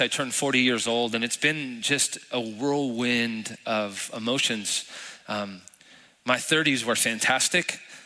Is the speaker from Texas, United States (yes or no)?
yes; El Paso, Texas, United States; moved away as an adult; now in San Antonio, United States; I'm from El Paso, born and raised